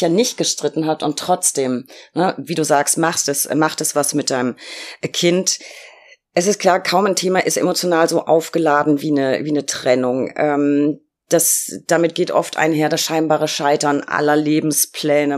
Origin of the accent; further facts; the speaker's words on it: Berlin, Germany; als Berlinerin